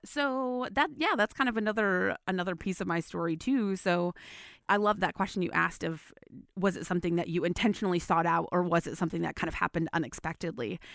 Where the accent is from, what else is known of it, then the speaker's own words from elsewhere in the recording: West Michigan, United States; I grew up in the West Michigan area.